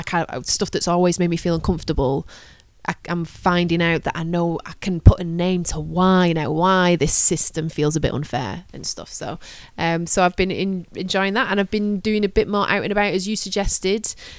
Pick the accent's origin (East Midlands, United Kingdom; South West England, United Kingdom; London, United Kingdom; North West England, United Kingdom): North West England, United Kingdom; Manchester; we're both from Manchester, Great Manchester. It is a suffragette city, home of the Pankhursts.